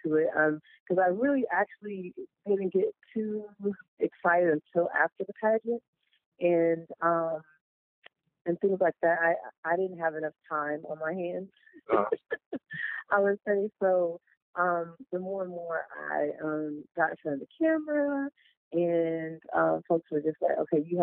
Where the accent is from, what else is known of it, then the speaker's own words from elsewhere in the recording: Goose Creek, South Carolina, United States; That was Goose Creek, my hometown